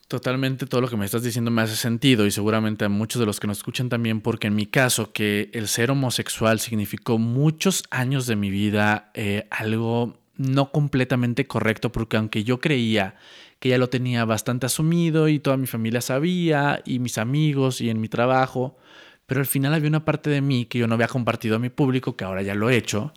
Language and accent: Spanish; Monterrey, Nuevo León, Mexico; now in Mexico City, Mexico; después yo me vengo a la Ciudad de México porque yo soy de Monterrey